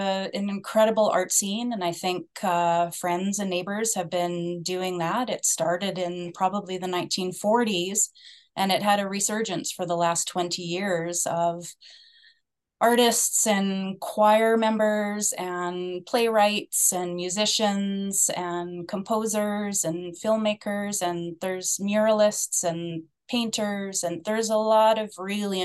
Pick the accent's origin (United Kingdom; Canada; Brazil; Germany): Canada; Flin Flon, Manitoba; moved away as an adult; I am born and raised in Flin Flon, Manitoba